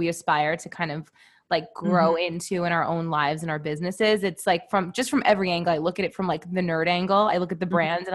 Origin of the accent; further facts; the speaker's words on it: New York City, New York, United States; also born or lived in Manhattan; I currently live in Manhattan, but I grew up in Brooklyn